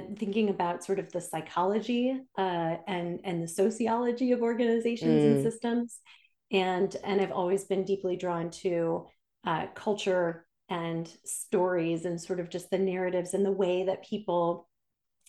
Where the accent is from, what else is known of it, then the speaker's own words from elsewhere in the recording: Detroit, Michigan, United States; I'm US citizen, born and raised in Detroit, Michigan